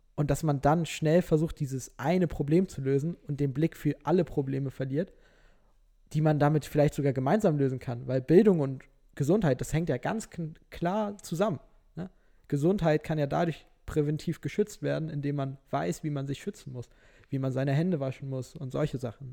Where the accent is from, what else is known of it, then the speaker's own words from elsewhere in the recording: Norderstedt, Schleswig-Holstein, Germany; also born or lived in Hamburg; now in Lüneburg, Germany; also ich komme ja eigentlich aus Norderstedt